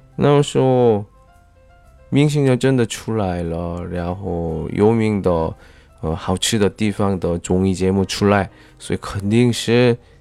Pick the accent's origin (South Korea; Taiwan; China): South Korea; 我是来自韩国的外教